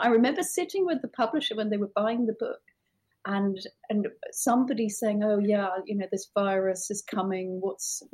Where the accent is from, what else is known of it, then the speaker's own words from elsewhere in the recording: United Kingdom; as a British person